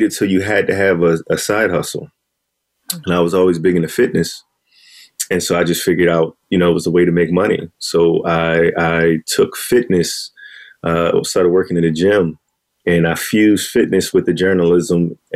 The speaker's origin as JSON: {"language": "English", "town": "Philadelphia", "region": "Pennsylvania", "country": "United States", "tie": "born or raised there", "also_born_or_lived": "New York", "moved": "as an adult", "said": "I'm from Philadelphia"}